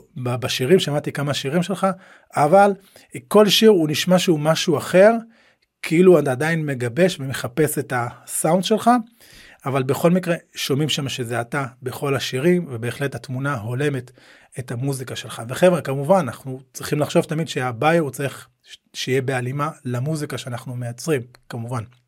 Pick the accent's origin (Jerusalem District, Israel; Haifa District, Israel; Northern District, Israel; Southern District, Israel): Northern District, Israel; Nahariya; אני גדלתי בנהריה